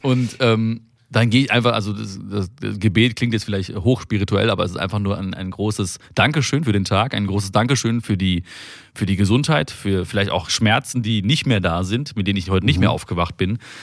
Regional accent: Germany; also born or lived in India; ich bin ein, ein, ein Deutscher im Herzen und ich bin auch aber auch ein Inder im Herzen

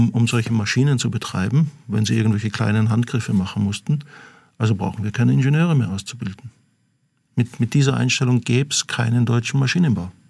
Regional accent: Austria; Ja, das, das ist für mich als Österreicher, jetzt darf ich mal die österreichische Karte sozusagen ziehen

